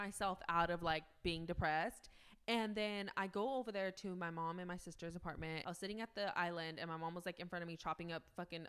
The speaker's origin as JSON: {"language": "English", "town": "Fresno", "region": "California", "country": "United States"}